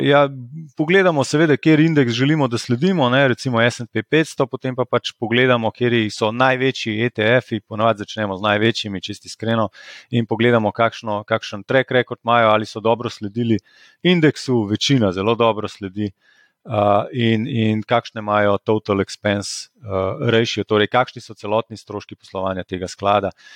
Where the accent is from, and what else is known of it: Slovenia